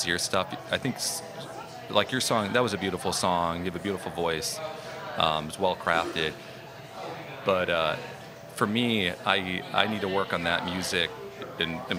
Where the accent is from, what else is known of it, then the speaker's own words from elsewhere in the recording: Michigan City, Indiana, United States; moved away as an adult; now in New Orleans, United States; I'm from Indiana, originally